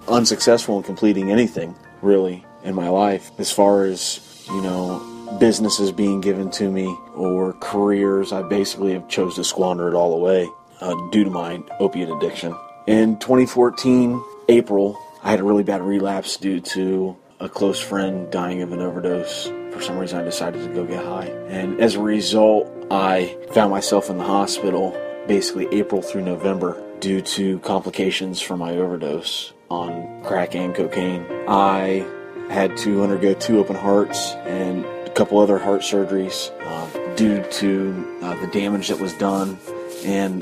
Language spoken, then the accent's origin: English; Washington Court House, Ohio, United States; I'm from Washington Courthouse, Ohio